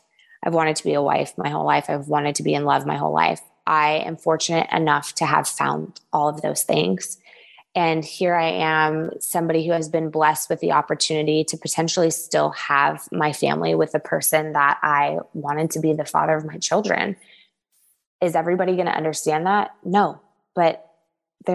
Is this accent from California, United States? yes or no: yes; Southern California, United States; also born or lived in the South (US); now in US South; I come from Southern California